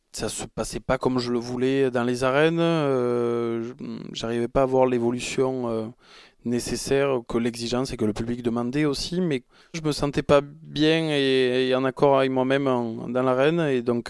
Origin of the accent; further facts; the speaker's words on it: Arles, Provence-Alpes-Côte d'Azur, France; Je suis arlésien, je vais, avoir 37 ans euh, bientôt et c'est vrai que j'ai passé euh, mon enfance euh, au Mas de la Chassagne, en Camargue